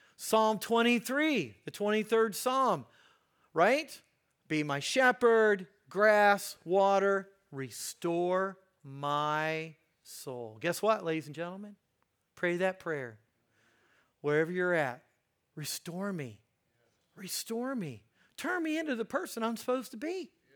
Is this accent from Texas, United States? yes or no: no; Hagerstown, Indiana, United States; I grew up in Hagerstown, Indiana.